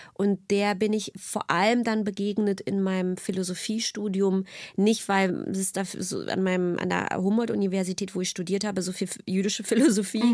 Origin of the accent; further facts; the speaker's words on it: Berlin, Germany; ich bin einfach in der DDR groß geworden.